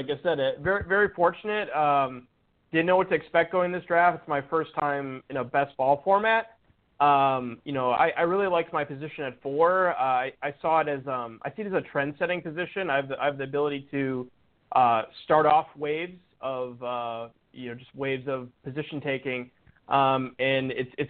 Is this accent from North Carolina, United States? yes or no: no; Brookfield, Wisconsin, United States; now in Orlando, United States; So I'm originally from Wisconsin, suburb of Milwaukee, Brookfield. I currently live in Orlando, Florida, though.